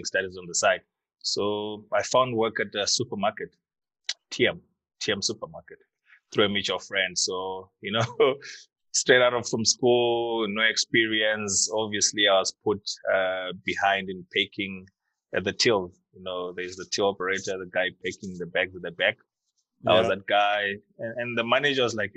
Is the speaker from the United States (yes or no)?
no; Harare, Zimbabwe; moved away as an adult; also born or lived in Nyanga, Zimbabwe; now in Cape Town, South Africa; I was born in Harare, born in Nyanga, Zimbabwe, actually, but I grew up in Harare